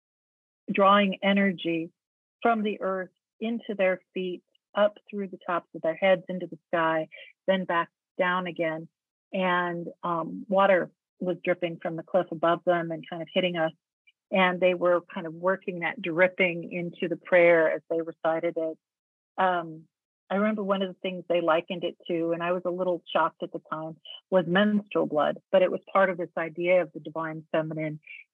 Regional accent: United States; as an American

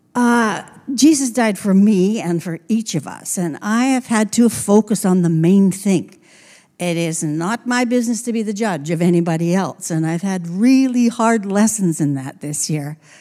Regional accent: Trail, British Columbia, Canada; now in Grand Forks, Canada; my elementary years were in Trail

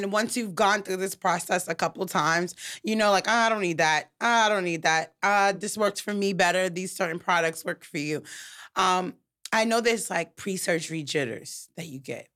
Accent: New York, United States; I'm from New York

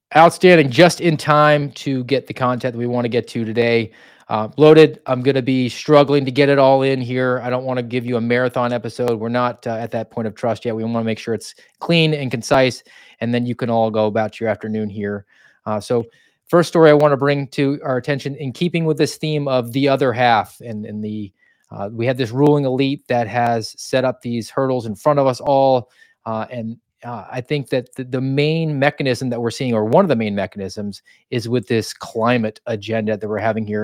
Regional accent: United States; I'm from America

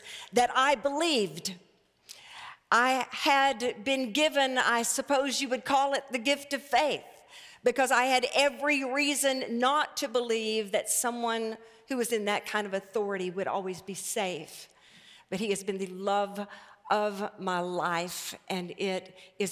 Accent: Arkadelphia, Arkansas, United States; moved away; also born or lived in Houston, Texas; I was raised in First Baptist Church of Arkadelphia, Arkansas

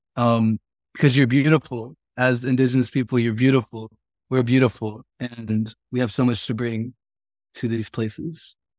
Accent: Stilwell, Oklahoma, United States; I grew up on the Cherokee Reservation, more specifically Stillwell, Oklahoma, which is in northeast Oklahoma.

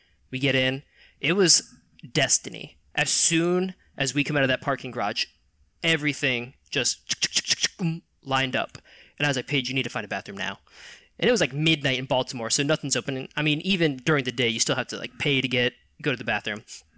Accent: England, United Kingdom; I'm from England proper.

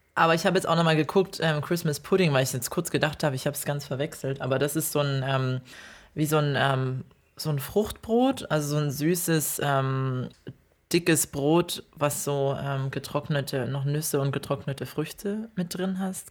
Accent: Ore Mountains, Saxony, Germany; now in Australia; also ich komme aus dem Erzgebirge und mein Erzgebirgsherz

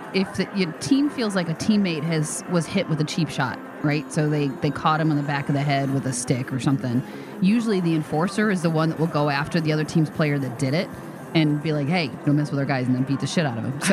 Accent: Michigan, United States; moved away; also born or lived in Chicago; I grew up in Michigan

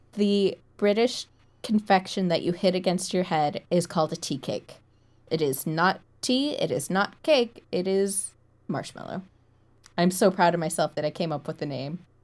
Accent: United States; moved away

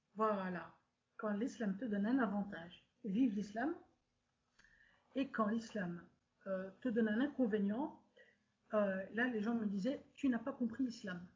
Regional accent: Brussels, Brussels-Capital Region, Belgium; je suis née en Belgique en 1988 d'un père tunisien, musulman modéré, et d'une mère belge

